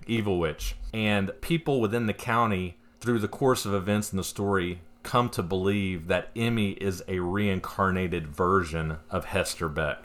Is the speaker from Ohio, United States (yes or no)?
no; Fairview, North Carolina, United States; moved away; in Western North Carolina, where I grew up